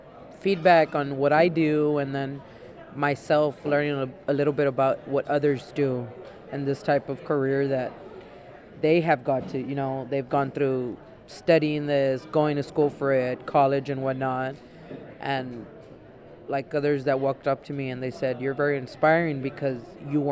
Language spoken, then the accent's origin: English; Laredo, Texas, United States; I'm from Laredo, Texas.